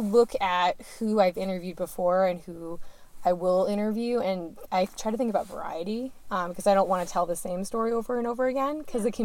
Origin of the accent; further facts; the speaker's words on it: Barnstead, New Hampshire, United States; I grew up in Barnstead, New Hampshire, which is about an hour and a half from Franconia Notch.